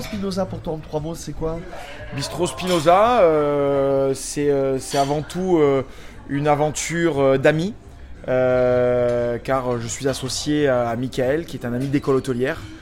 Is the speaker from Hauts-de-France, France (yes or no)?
no; Paris, Île-de-France, France; Je suis parisien